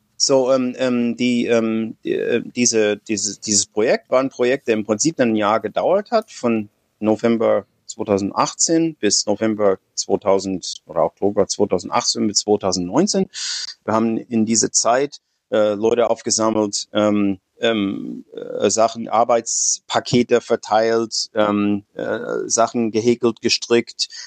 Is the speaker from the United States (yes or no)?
yes; United States; German is a second language; moved away as an adult; now in Frankfurt, Germany; ich bin Amerikaner, ich bin äh, ungefähr 60, äh, ich wohne in Deutschland seit 30 Jahren.